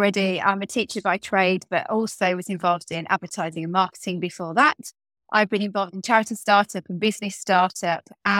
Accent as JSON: {"language": "English", "town": "Birmingham", "region": "West Midlands", "country": "United Kingdom", "tie": "born or raised there", "said": "I live and work from Birmingham. You can maybe hear that in my voice and in my accent. It's my hometown."}